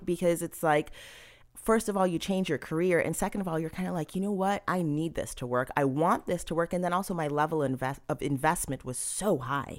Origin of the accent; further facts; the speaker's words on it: Cambridge, Massachusetts, United States; now in New York, United States; I was born and I'd say partially raised in Massachusetts. I was born in Cambridge